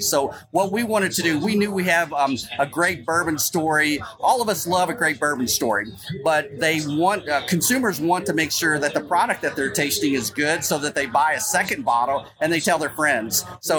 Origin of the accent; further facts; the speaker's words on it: Lexington, Kentucky, United States; I live in Kentucky, born and raised in Lexington